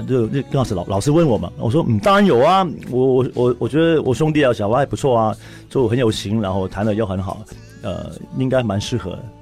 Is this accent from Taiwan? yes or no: no; Hong Kong; accent: Hong Kong accent; 因为我，我可能讲话有香港腔嘛